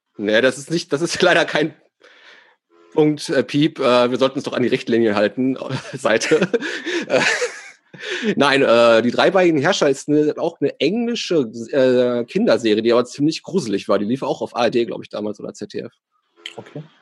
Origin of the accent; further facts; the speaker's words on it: Ruhr area, North Rhine-Westphalia, Germany; bei uns im Ruhrpott hat man dazu äh, äh Stubenbau gesagt